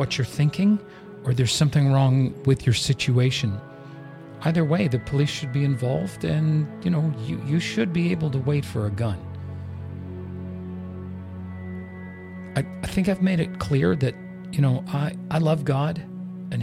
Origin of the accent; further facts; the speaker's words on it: Canada; I'm Canadian.